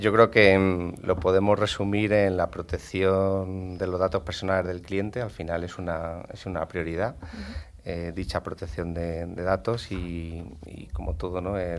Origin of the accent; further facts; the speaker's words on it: Madrid, Community of Madrid, Spain; aquí en Madrid, como se, dice en Madrid, yo soy gato